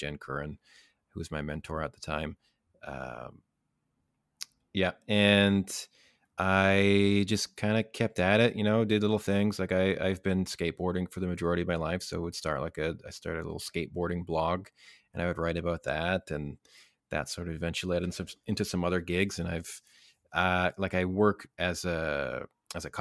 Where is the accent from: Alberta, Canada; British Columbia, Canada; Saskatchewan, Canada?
Alberta, Canada; Lac La Biche; also born or lived in Kootenays; now in Vancouver, Canada; I am originally from Northern Alberta, Lac La Biche, Alberta.